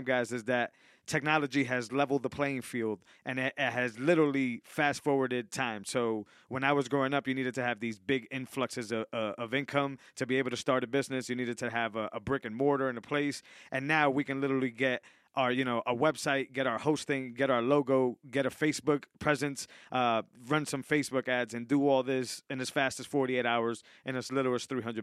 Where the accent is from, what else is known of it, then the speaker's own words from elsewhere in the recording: Worcester, Massachusetts, United States; I grew up in the valley.